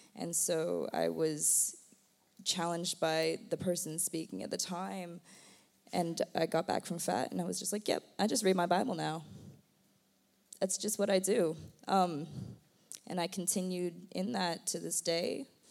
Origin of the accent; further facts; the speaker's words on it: United States; moved away; I am American.